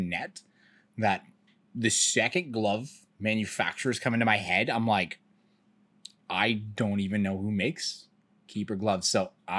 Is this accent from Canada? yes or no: yes; Canada; I'm from Canada